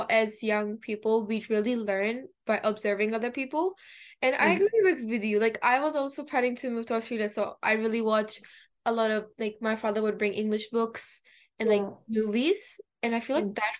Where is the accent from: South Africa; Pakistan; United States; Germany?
Pakistan; first language Urdu; English is a second language; moved away; I'm bilingual too because I'm from Pakistan, so I speak Urdu